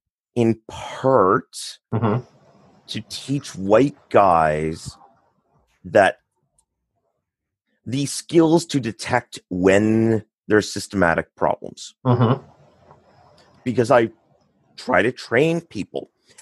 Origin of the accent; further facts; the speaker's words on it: Canada; first language English; now in Quebec, Canada; So I'm Canadian.